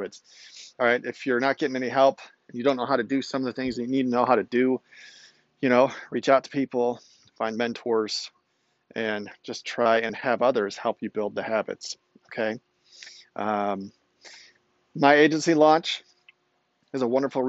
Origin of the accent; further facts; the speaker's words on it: outside of Chicago, Illinois, United States; I grew up outside of Chicago